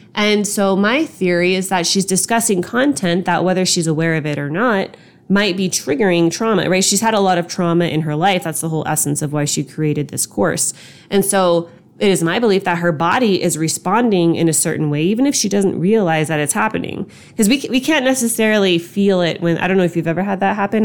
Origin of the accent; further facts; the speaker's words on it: Long Beach, California, United States; I was born in Long Beach